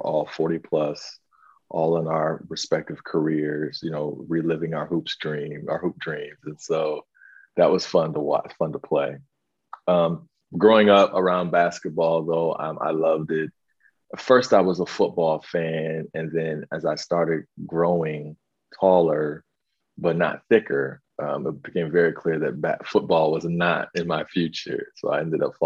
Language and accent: English; Northwest Ohio, United States; I'm born and raised in Ohio, Northwest Ohio